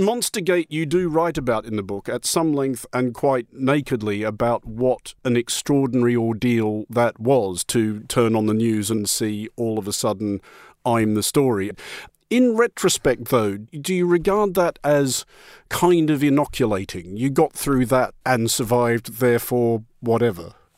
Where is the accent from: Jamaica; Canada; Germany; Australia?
Australia; being an Australian as I am